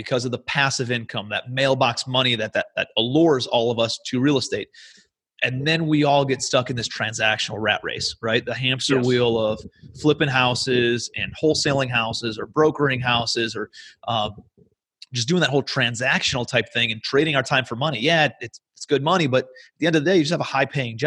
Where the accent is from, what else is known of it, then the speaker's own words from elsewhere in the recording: Cleveland, Ohio, United States; moved away as an adult; also born or lived in New York City; I'm from Cleveland, Ohio originally, moved out to New York City